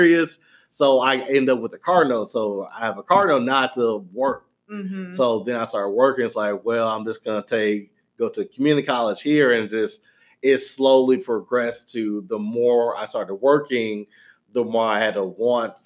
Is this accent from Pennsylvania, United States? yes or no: no; Louisiana, United States; moved away as an adult; now in Texas, United States; I grew up in Louisiana